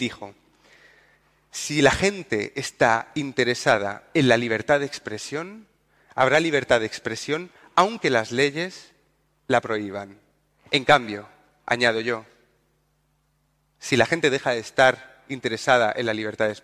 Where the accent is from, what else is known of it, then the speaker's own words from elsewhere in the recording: Andalusia, Spain; Yo no soporto que se metan con mi, región. Yo soy andaluz